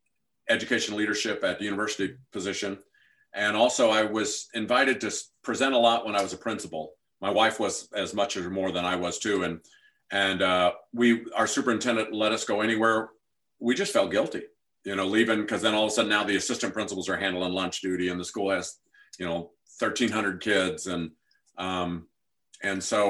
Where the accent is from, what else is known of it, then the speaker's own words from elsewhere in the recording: St. Louis, Missouri, United States; I'm from St. Louis area